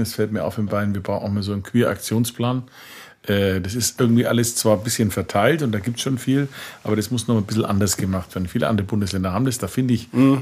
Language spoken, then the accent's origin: German; Franconia, Bavaria, Germany; das Leben bei uns in Franken ja Schäufele und Bratwurst